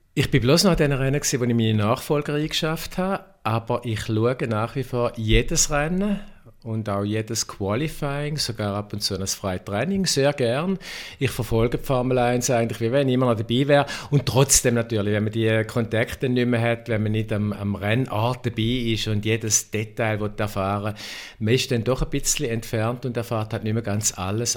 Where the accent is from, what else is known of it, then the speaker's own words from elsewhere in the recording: Schaffhausen, Switzerland; weil ich bin auch Schaffhauser